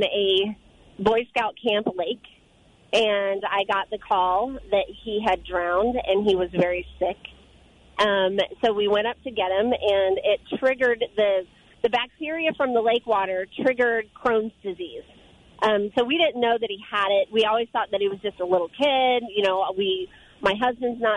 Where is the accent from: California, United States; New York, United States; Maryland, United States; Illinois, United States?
Illinois, United States; also born or lived in Colorado; I'm originally from Illinois